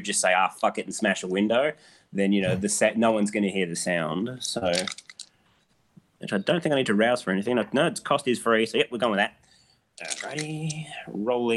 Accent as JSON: {"language": "English", "country": "Australia", "said": "I'm Australian"}